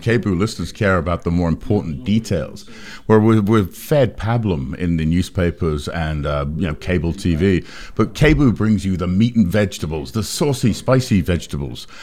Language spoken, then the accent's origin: English; England, United Kingdom; now in United States; I grew up in England where they censored movies and T V